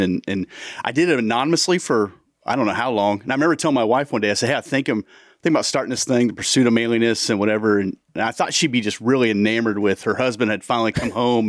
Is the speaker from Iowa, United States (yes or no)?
yes; Cedar Rapids, Iowa, United States; moved away as an adult; now in Indianapolis, United States; We're from originally Southeast Iowa. We came from Cedar Rapids, Iowa.